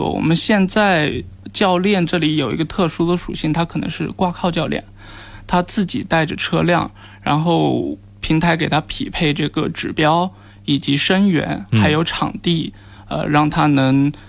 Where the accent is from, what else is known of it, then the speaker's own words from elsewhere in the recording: Nanchang, Jiangxi, China; now in Shenzhen, China; 呃，首先因为我是南昌人，然后因为是试点嘛